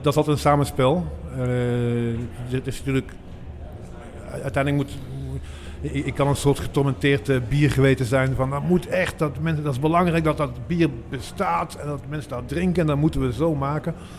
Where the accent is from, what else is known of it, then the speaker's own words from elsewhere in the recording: Maasmechelen, Flanders, Belgium; ik, kom zelf hier, ik kom uit Maasmechelen